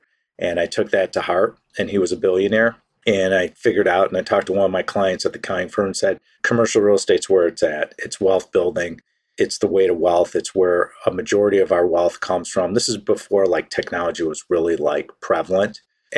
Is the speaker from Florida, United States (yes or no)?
no; Chicago, Illinois, United States; also born or lived in Newport Beach, California; I'm originally born and raised in the Chicago area. That's my hometown, and that's where I sit today. I live out in the West Coast.